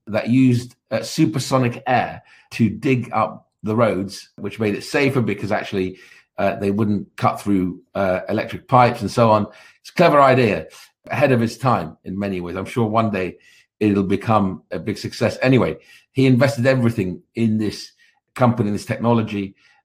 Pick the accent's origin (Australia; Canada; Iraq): Iraq; Baghdad, Baghdad Governorate; moved away; I was born in Baghdad in 1967 to parents of Kurdish origin